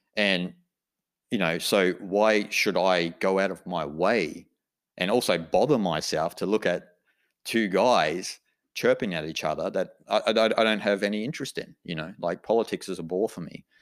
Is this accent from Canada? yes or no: no; Australia; I'm an Australian